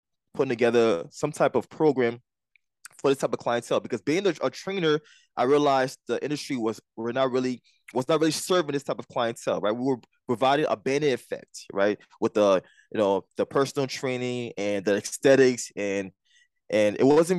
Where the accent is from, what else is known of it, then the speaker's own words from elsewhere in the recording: Liberia; now in Jersey City, United States; I wasn't born here. I was born in Liberia